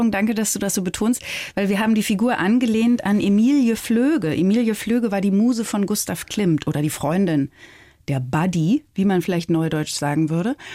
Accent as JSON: {"language": "German", "region": "Bavaria", "country": "Germany", "tie": "born or raised there", "said": "Bayern ist definitiv meine Heimat. Ich liebe Bayern."}